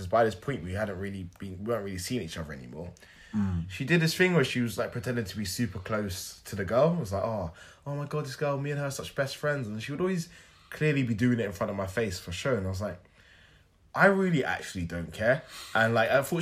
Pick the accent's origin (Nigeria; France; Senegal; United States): Nigeria; I'm a Nigerian.